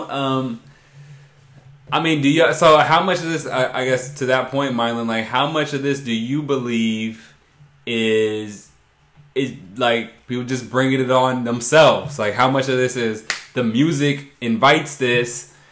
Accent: Brooklyn, New York, United States; No, I'm from Brooklyn.

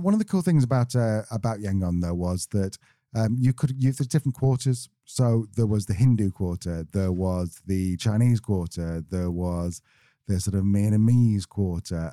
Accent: Manchester, North West England, United Kingdom; We're from Manchester

